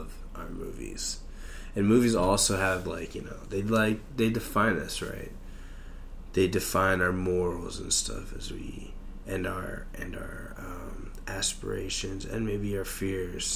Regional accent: United States; I'm just an American

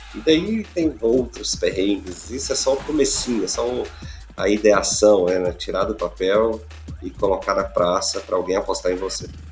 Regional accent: Goiás, Brazil; Eu é sou de Goiás, do, do interior do país

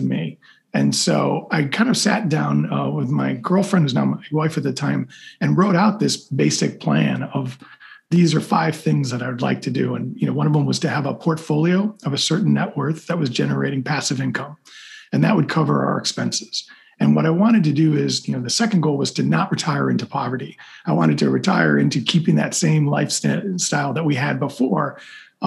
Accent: Chicago, Illinois, United States; moved away as an adult; Growing up as a kid, I grew up in Chicago

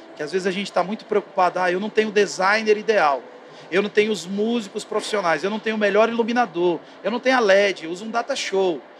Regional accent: interior of Goiás, Brazil; eu sou lá do interior de Goiás

